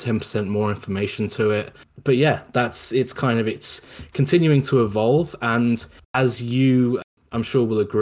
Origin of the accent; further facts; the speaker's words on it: England, United Kingdom; I'm not American, I'm from England.